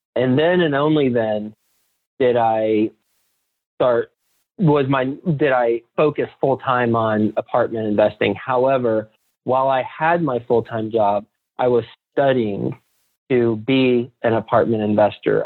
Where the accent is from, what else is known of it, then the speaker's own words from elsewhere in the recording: Fort Worth, Texas, United States; moved away as an adult; also born or lived in New York City; I'm from from Fort Worth, Texas, but I moved from Texas to New York City after I graduated college